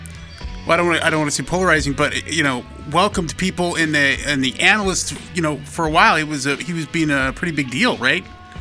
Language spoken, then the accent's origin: English; United States; I'm an American.